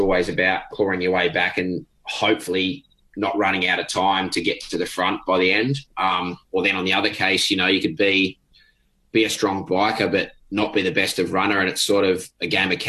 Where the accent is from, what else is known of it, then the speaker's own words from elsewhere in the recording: Sydney, New South Wales, Australia; growing up in Sydney, I mean, it's definitely not flat